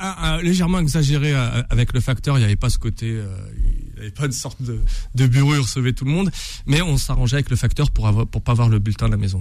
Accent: Bondy, Île-de-France, France; c'est là où je suis né, c'est là où j'ai grandi

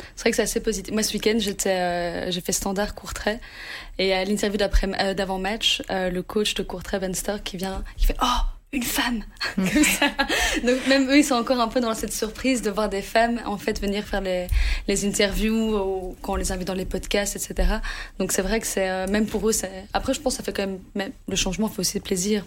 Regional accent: Anderlecht, Brussels-Capital Region, Belgium; moi, j'ai grandi en Anderlecht

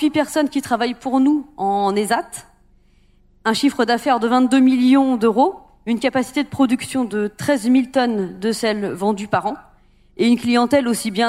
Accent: Guérande, Pays de la Loire, France; Donc moi, je viens donc de Guérande.

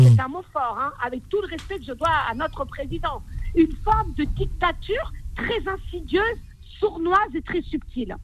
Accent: France; mes, ancêtres sont des Algériens, mais je suis une Française

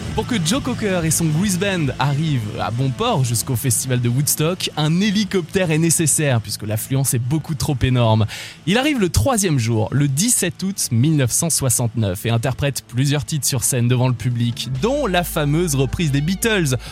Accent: France; Riviera c'est chez nous, dans le Var, oui en France

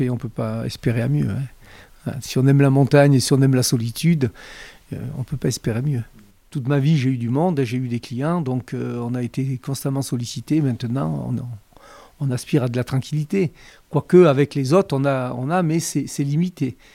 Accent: Briançon, Provence-Alpes-Côte d'Azur, France; also born or lived in Dormillouse; moi, je viens de Briançon.

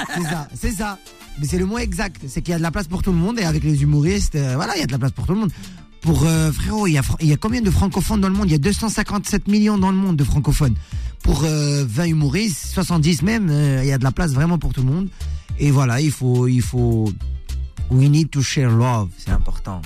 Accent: Morocco; Chez nous au Maroc

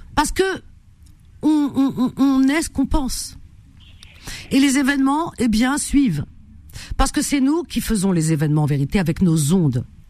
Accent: France; je suis française, hein, donc je parle français

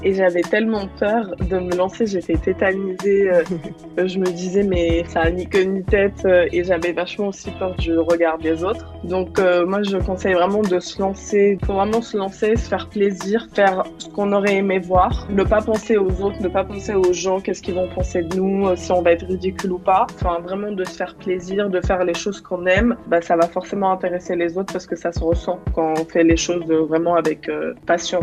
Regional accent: Bondy, Île-de-France, France; also born or lived in Tunis, Tunisia; je suis née à Tunis. Je suis arrivée en France à l'âge de 8 ans. J'ai quasi passé euh, la majorité de, mes années dans le 93. Et voilà, j'ai grandi à Bondy Nord dans le 93

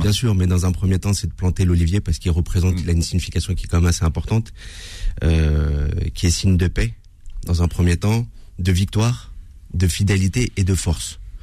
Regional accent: Villeparisis, Île-de-France, France; Je suis né à Villeparisis, j'ai grandi à Villeparisis

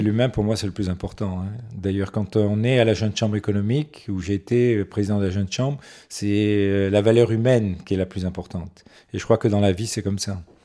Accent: Nice, Provence-Alpes-Côte d'Azur, France; also born or lived in Morocco; Je suis arrivé à Nice à l'âge de 4 ans, parce que je suis né au Maroc.

